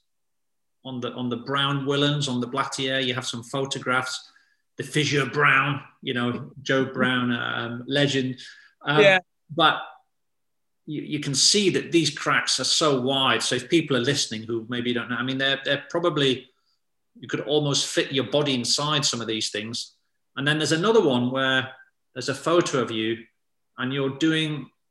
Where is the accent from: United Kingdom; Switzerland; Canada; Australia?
United Kingdom; now in Sheffield, United Kingdom; as a Brit here in the rainy sort of Sheffield